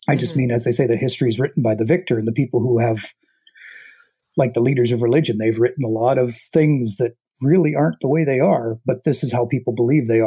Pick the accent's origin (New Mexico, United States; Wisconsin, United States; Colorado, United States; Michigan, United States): Colorado, United States; also born or lived in Canada; now in Toronto, Canada; I did grow up in Colorado